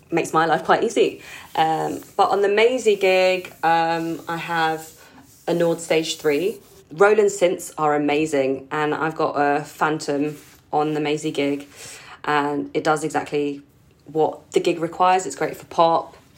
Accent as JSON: {"language": "English", "region": "London", "country": "United Kingdom", "tie": "born or raised there", "said": "I was born in the U K. Um, but I grew up, like, as part of the Filipino community in London"}